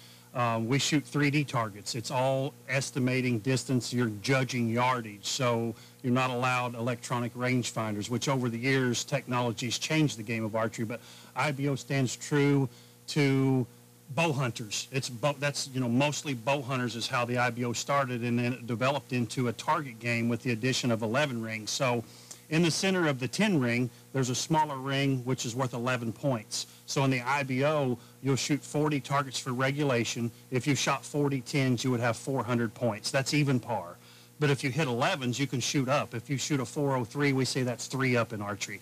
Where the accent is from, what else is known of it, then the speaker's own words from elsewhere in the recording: Spencer, Indiana, United States; I'm from Spencer, Indiana, about 4 hours straight west of here